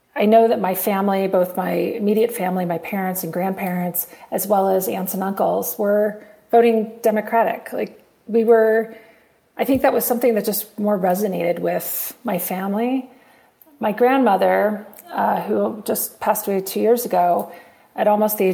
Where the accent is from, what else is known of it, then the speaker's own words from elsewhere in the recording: St. Louis, Missouri, United States; moved away as an adult; also born or lived in Champaign-Urbana, Illinois / Chicago / Denver / San Francisco; I grew up in St. Louis, Missouri, which is in the Midwest of the United States